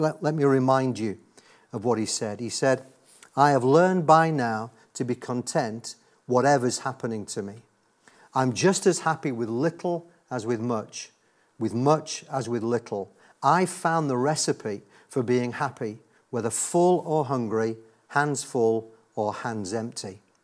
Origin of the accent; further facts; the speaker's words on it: Yorkshire and the Humber, United Kingdom; I was raised in God's own county of Yorkshire